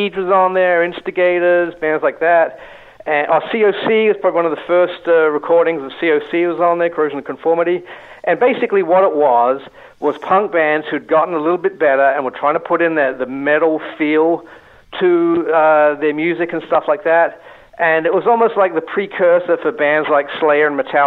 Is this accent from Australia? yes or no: yes; Australia; moved away as an adult; also born or lived in England; I was born and raised in Australia.